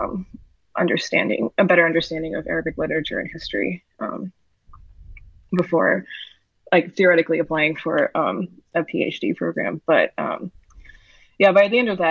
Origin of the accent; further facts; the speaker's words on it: New York City, New York, United States; I was born and raised in New York City